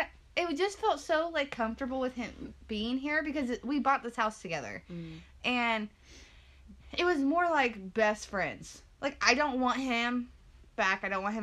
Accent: Portland, United States; She's from Angola, and I'm from Portland. Like, an hour north and an hour south.

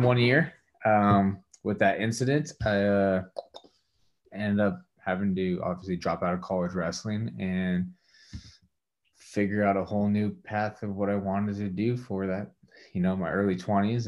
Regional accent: Walla Walla, Washington, United States; moved away as an adult; also born or lived in Spokane, Washington / Colorado; now in Richland, United States; back to my hometown Walla Walla

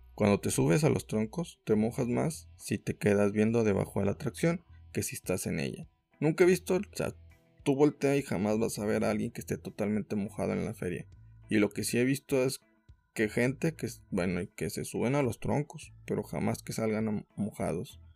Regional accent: Mexico; como mexicanos

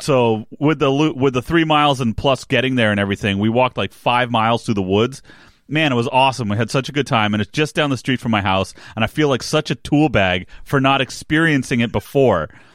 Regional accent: New Jersey, United States; I grew up in New Jersey

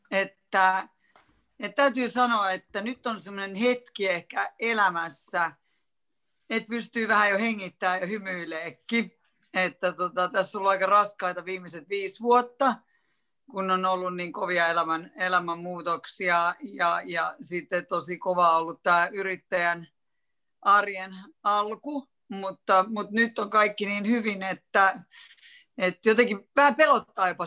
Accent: Helsinki, Uusimaa, Finland; now in Punkaharju, Finland; mä oon niin kasvanut ja käynyt kouluni Helsingissä ja sieltä mä oon niin kotoisin. Mutta nyt me ollaan kymmenen vuotta asuttu täällä Punkaarjulla

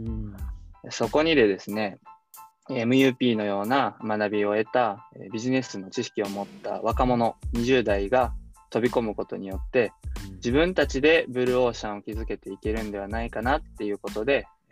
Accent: Osaka, Japan; moved away as an adult; now in Yatsugatake, Japan; 僕は大阪の天王寺っていうところ出身なんですけど

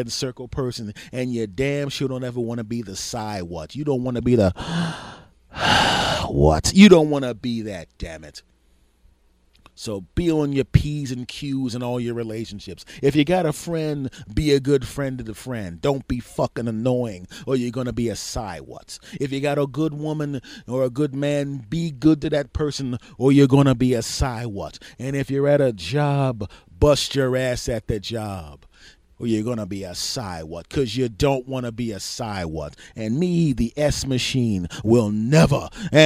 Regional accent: Philadelphia, Pennsylvania, United States; I come from a big city originally. I'm a Philadelphian from originally

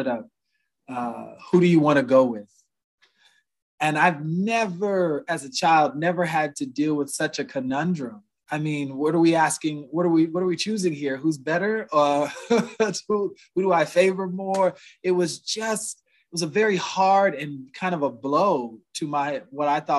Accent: Huntsville, Alabama, United States; moved away; also born or lived in Cleveland, Ohio; I grew up my first half of my life in Huntsville, Alabama

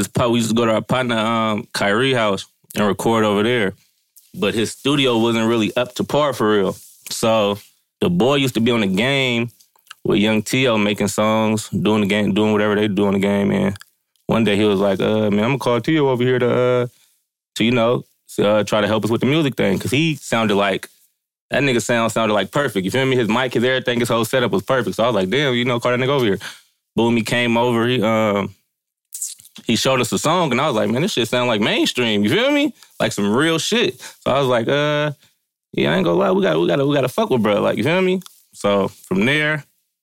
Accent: Vallejo, California, United States; I'm from the Crest.

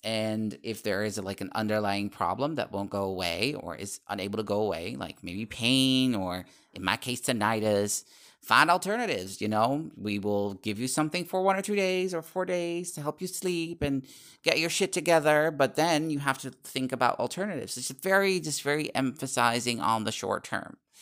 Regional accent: Netherlands; English is a second language; my fellow countrymen and women

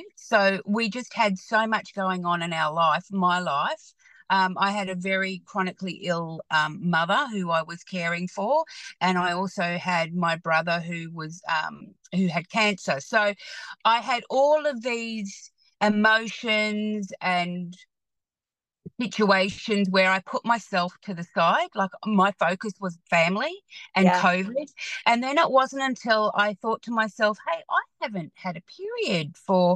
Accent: Hamilton, Waikato, New Zealand; now in Australia; I actually grew up in Hamilton

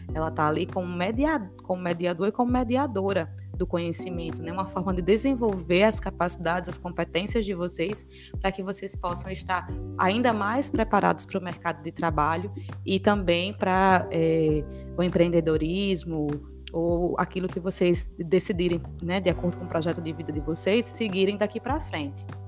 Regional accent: João Pessoa, Paraíba, Brazil; Eu sou natural de João Pessoa, eu nasci em João Pessoa

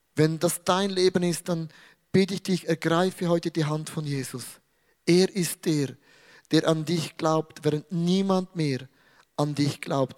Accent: Switzerland; ich bin ein Schweizer

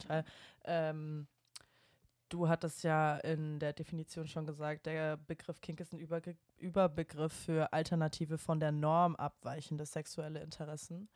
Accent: Bavaria, Germany; now in Berlin, Germany; bei uns unten in Bayern

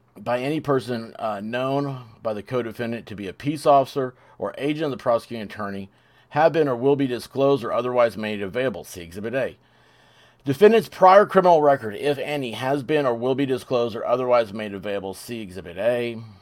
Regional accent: Memphis, Tennessee, United States; moved away; I'm from Memphis originally

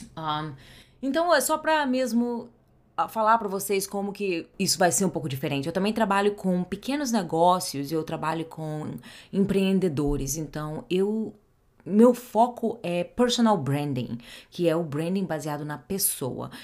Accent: Rio de Janeiro, Brazil; first language Portuguese; moved away as an adult; now in New Jersey, United States; Eu sou carioca do Rio de Janeiro, mas já vai fazer 20 anos que eu moro fora do Brasil

